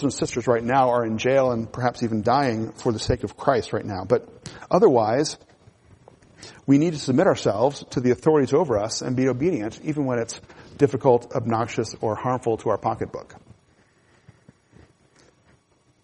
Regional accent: United States; as Americans

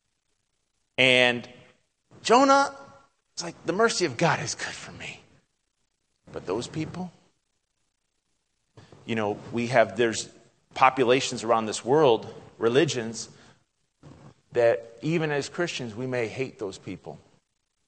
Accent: United States; moved away as an adult; now in Greece; I'm American

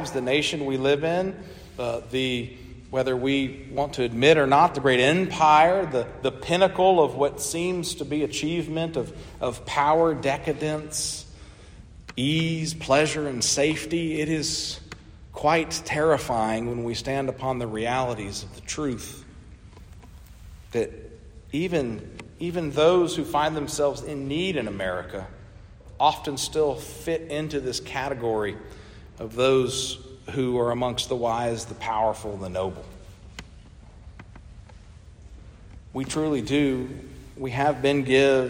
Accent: United States; as an American today living

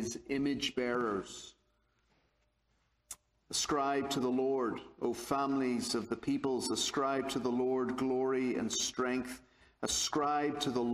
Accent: Belfast, Northern Ireland, United Kingdom; I'm from Belfast, Northern Ireland, so hence the accent.

